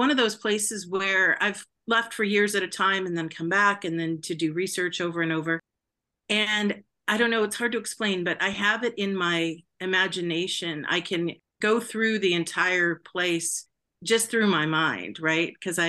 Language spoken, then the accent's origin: English; Southern California, United States; Well, I grew up in Southern California, and I was a graduate student in anthropology at UC San Diego